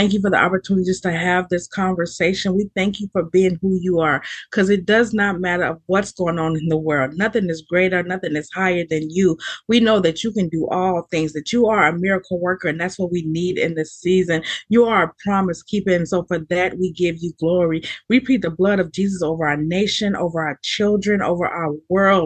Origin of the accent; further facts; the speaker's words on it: Texas, United States; also born or lived in Allen, Texas; I'm from Texas, right? I lived in Allen, Texas